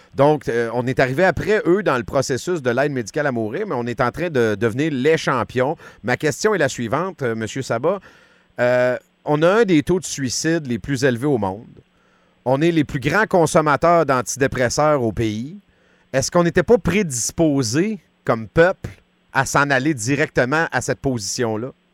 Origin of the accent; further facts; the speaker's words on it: Quebec, Canada; chez nous au Québec.